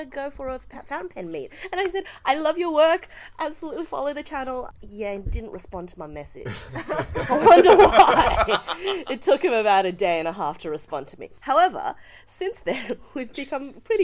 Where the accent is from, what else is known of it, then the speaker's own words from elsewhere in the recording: Australia; we're Australian